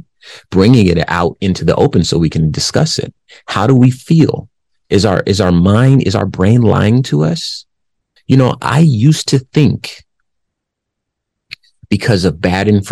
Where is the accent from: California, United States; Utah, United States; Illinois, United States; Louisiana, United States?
California, United States; Compton; I'm from Compton